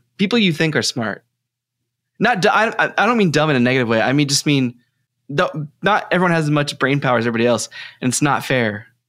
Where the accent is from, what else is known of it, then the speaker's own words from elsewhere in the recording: Texas, United States; accent: Texas; I'm being polite about my Texas accent for New Brunsfels or whatever.